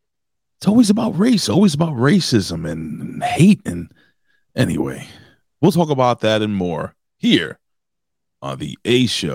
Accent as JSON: {"language": "English", "region": "New York", "country": "United States", "said": "We're both from New York."}